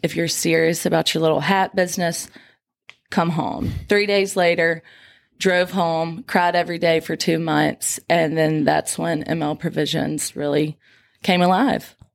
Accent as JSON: {"language": "English", "town": "Crystal Springs", "region": "Mississippi", "country": "United States", "said": "I'm from Crystal Springs, Mississippi, 30 minutes away from here."}